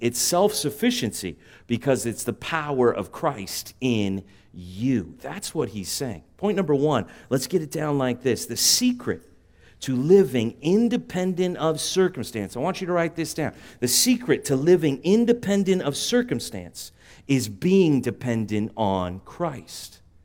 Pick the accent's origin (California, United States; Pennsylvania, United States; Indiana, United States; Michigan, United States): California, United States; San Juan Capistrano; I grew up, uh, on the mean streets of San Juan Capistrano